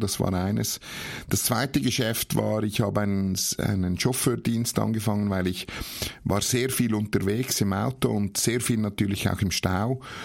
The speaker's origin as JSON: {"language": "German", "town": "Horgen", "region": "Zurich", "country": "Switzerland", "tie": "born or raised there", "also_born_or_lived": "Nuremberg, Germany", "said": "geboren bin ich in Nürnberg, das hört man wahrscheinlich meinem Dialekt noch an, aber aufgewachsen bin ich in Horgen am Zürichsee"}